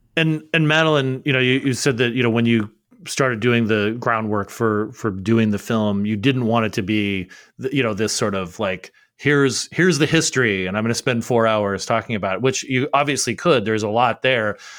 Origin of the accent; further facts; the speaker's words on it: Arizona, United States; my home state of Arizona